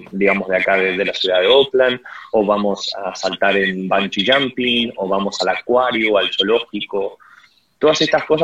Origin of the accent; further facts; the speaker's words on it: Uruguay; siendo uruguayo creo que eh, entras a la página de inmigraciones hay un lugar donde se saca una visa de turista